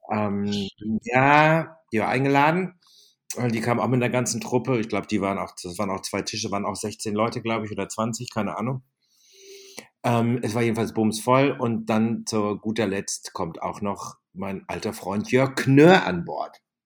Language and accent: German; Germany; Das Deutsche Rote Kreuz, der Ortsverband Wülfing, dort wo ich groß geworden bin